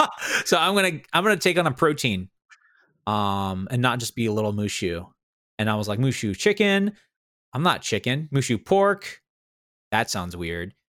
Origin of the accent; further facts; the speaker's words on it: New England, United States; I'm from New England